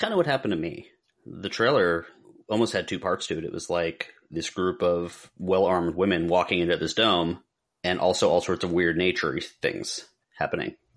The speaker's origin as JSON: {"language": "English", "region": "Pennsylvania", "country": "United States", "tie": "born or raised there", "said": "Growing up in Pennsylvania"}